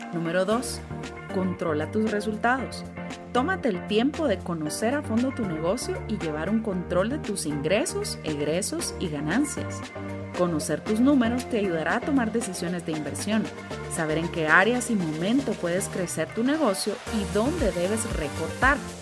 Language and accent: Spanish; Guatemala; Como guatemaltecos